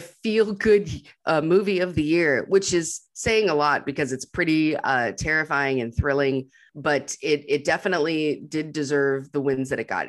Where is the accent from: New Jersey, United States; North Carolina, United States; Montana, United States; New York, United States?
Montana, United States; moved away; I came from up north, like I'm from Montana where there's grizzly bears